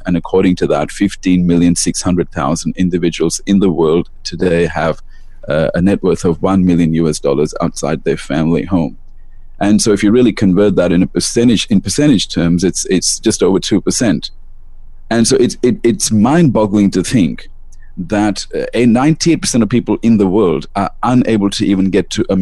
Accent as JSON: {"language": "English", "town": "Melbourne", "region": "Victoria", "country": "Australia", "tie": "born or raised there", "also_born_or_lived": "India", "said": "I live in Melbourne, Australia. I was born in India and I moved to Australia when I was very young."}